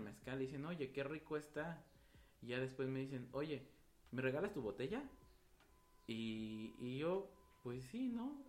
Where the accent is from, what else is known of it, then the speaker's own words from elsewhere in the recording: Nejapa / Oaxaca mezcal town, Mexico; iniciamos una maquila en Neuatlán, de donde soy, con mi familia